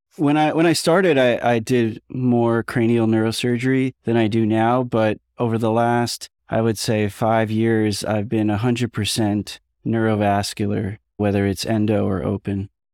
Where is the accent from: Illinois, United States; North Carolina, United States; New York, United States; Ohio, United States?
New York, United States; I'm from New York